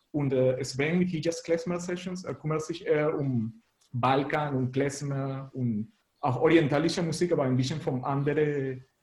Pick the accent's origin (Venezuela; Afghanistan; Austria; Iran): Venezuela; German is a second language; now in Leipzig, Germany; ich komme aus Venezuela und wohne hier in Leipzig seit ein bisschen länger als sechs Jahren schon.